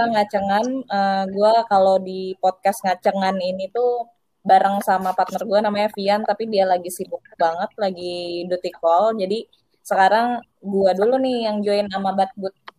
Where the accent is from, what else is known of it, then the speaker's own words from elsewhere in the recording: Padang, West Sumatra, Indonesia; moved away as an adult; also born or lived in Jatinangor; now in Jakarta, Indonesia; gue dari daerah Sumatera Barat, Kota Padang